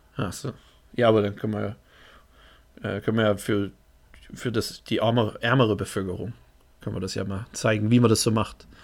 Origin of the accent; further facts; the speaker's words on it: Germany; Ich bin Deutscher.